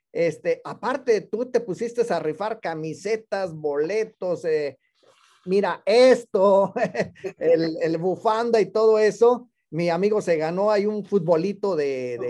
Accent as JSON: {"language": "Spanish", "region": "San Luis Potosí", "country": "Mexico", "said": "Yo también soy potosino"}